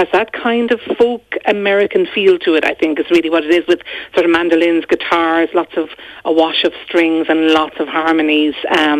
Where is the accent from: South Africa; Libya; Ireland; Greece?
Ireland; Clonmel, Munster; moved away as an adult; also born or lived in San Francisco; now in Galway, Ireland; I'm from Clonmel in Tip. I've been living in Galway now. I went to America for a year, and then I've been living in Galway for the rest of my life, I suppose. But yeah, I grew up in Tipperary there at the foot of Slieve na Mann, and a lovely upbringing there.